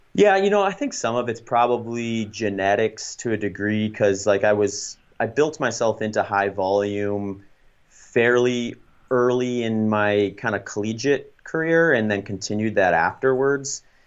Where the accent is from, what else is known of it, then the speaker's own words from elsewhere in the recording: Baraboo, Wisconsin, United States; moved away as an adult; also born or lived in New Ulm, Minnesota / Grand Island, Nebraska; we moved to Baraboo, Wisconsin when I was going into third grade. So most of my life, actually, I spent in, in the Midwest in Wisconsin, and I went to middle school, high school there, college there